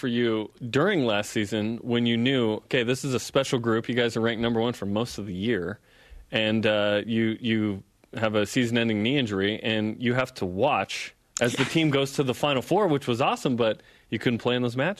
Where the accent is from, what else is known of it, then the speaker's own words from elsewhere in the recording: Portland, Oregon, United States; Yeah, I grew up in Portland.